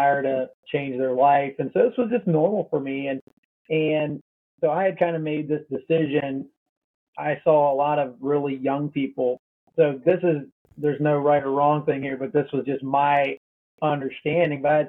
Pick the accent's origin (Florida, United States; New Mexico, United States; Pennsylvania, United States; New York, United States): Pennsylvania, United States; I grew up in Pennsylvania and grew up in a Christian home.